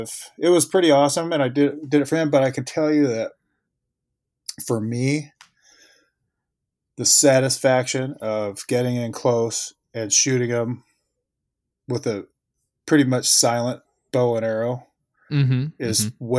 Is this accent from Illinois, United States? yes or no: no; Oregon, United States; also born or lived in California, United States / Puerto Rico / Florida, United States / New York, United States; I grew up mostly in Oregon, but also in California.